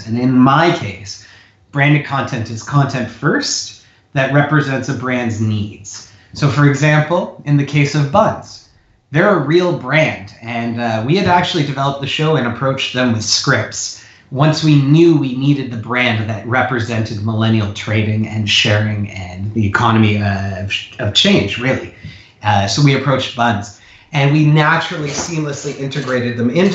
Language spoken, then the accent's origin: English; Canada; moved away as an adult; also born or lived in California / Chicago; I'm Canadian, born and raised